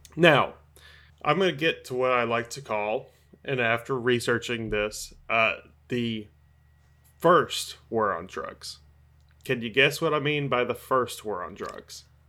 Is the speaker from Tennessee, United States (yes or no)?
yes; Tennessee, United States; my home state of Tennessee